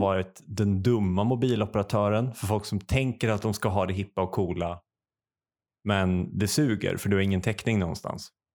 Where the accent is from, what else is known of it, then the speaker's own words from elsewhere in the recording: Uppsala, Uppsala County, Sweden; som Uppsalabo